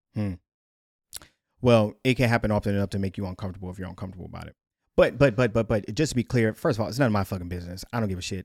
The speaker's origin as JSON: {"language": "English", "country": "United States", "said": "our rights as American citizens"}